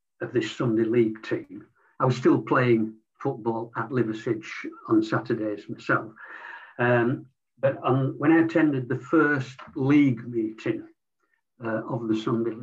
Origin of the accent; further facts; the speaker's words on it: Leeds, Yorkshire and the Humber, United Kingdom; I was born in Leeds to a predominantly non-sporting family.